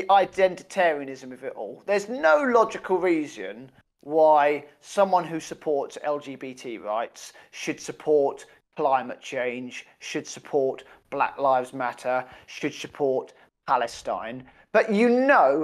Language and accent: English; United Kingdom; We're British